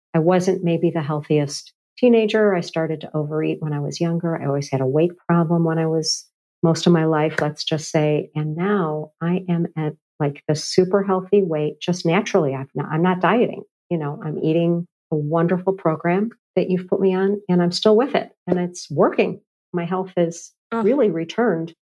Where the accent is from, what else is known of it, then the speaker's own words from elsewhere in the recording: Chicago, Illinois, United States; moved away; I've come back to Chicago, my hometown